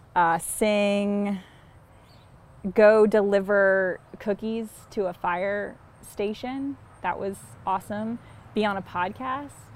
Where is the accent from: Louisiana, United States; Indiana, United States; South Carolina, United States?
South Carolina, United States; Columbia; moved away as an adult; also born or lived in Charleston, South Carolina / Minneapolis, Minnesota; now in Fort Wayne, United States; I'm from Columbia, South Carolina, which is real far from here